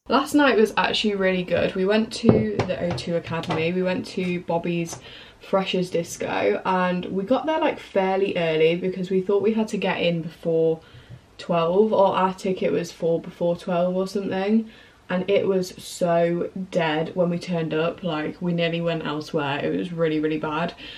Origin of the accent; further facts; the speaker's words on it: Norfolk, East of England, United Kingdom; moved away as an adult; I'm from Norfolk.